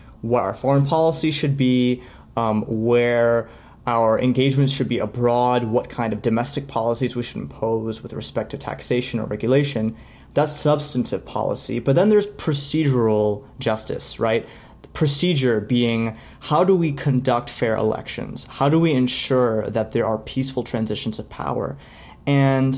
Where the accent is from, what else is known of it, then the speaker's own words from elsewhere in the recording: United States; as an American